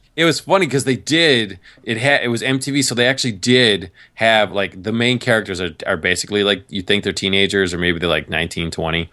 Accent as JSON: {"language": "English", "region": "New York", "country": "United States", "tie": "born or raised there", "also_born_or_lived": "Massachusetts / Virginia", "moved": "as an adult", "said": "I grew up in New York"}